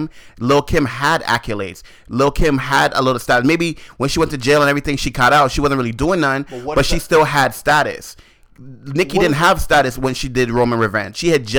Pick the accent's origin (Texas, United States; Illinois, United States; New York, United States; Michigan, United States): New York, United States; Queens; I'm from Queens.